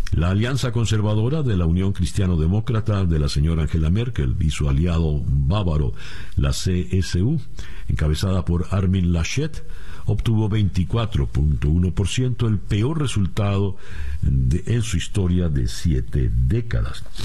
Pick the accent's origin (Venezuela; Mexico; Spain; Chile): Venezuela; moved away; Como venezolano